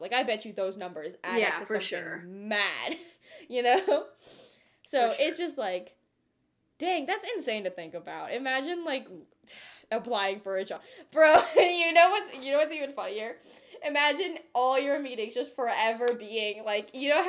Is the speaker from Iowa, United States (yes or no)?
no; Cupertino, California, United States; first language Telugu; We're from Cupertino, right? We've been around Apple campuses. Yeah, we live there